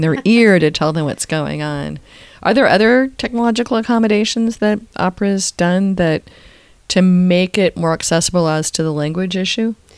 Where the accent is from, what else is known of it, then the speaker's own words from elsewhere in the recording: San Francisco, California, United States; I grew up in San Francisco